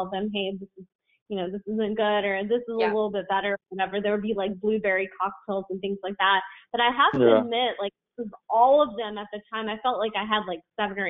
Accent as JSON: {"language": "English", "region": "Tennessee", "country": "United States", "tie": "born or raised there", "said": "I grew up in Tennessee in a really small town"}